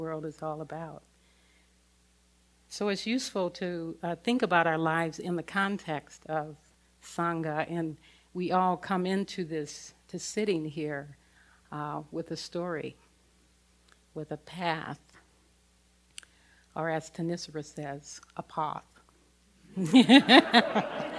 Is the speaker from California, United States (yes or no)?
yes; Los Angeles, California, United States; I grew up in South Central Los Angeles in the thick of the civil rights movement.